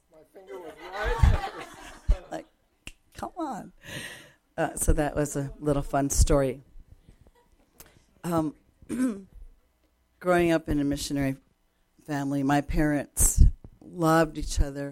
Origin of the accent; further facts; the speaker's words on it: Japan; moved away; I grew up in Japan where the culture, Japanese culture, is kind of like the Jewish culture.